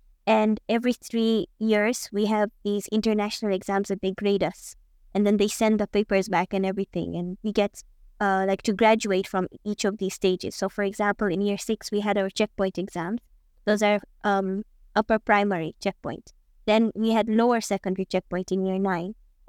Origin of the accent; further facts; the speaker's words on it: Arusha, Tanzania; I'm from here on the Arusha.